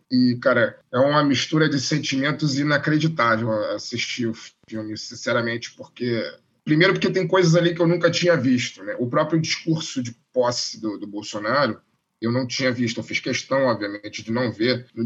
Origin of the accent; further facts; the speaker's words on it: Brazil; como brasileiro e, e, como alguém que, né, que não tem escapatória, alguém que nasceu e que muito provavelmente vai morrer nesse país